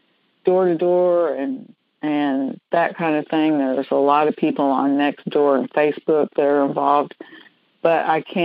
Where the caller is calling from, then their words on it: Mesquite, Texas, United States; Mesquite, Texas.